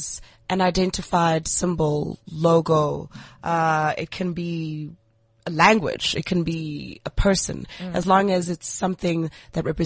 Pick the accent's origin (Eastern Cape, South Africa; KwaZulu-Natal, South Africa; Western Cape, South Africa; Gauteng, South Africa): Eastern Cape, South Africa; Port Elizabeth; moved away as an adult; also born or lived in Grahamstown; now in Johannesburg, South Africa; I'm a girl from the Eastern Cape, eBhayi.